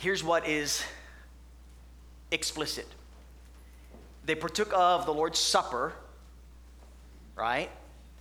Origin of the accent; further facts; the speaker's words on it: Hawaii, United States; moved away; I grew up in Hawaii